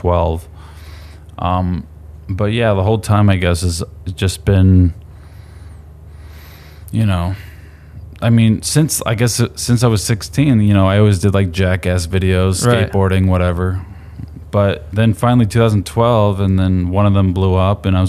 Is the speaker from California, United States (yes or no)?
no; Salt Lake City, Utah, United States; moved away as an adult; also born or lived in New York / New Hampshire; I grew up in New Hampshire until I was 10, and then mostly Utah until I was 24.